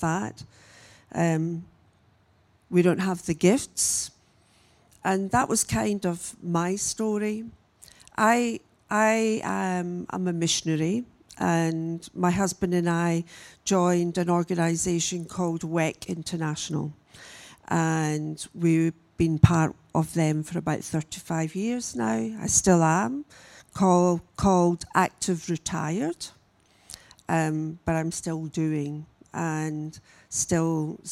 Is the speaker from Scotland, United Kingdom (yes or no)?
yes; Glasgow, Scotland, United Kingdom; also born or lived in Adelaide, Australia; I was born here in Australia. I was born in Adelaide. My parents were 10-pound Poms, but they left Australia after 10 years and went back home to Glasgow. And I was nearly six when I left, and I then grew up in Glasgow